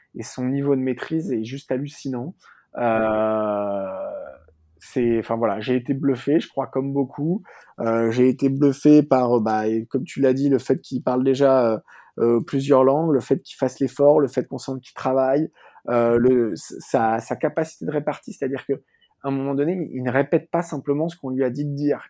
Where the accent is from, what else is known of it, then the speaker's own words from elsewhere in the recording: France; en tant que Français